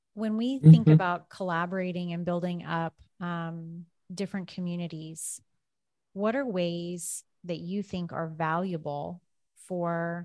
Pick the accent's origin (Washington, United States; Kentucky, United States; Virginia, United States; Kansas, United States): Kansas, United States; I grew up in Kansas, which is predominantly white.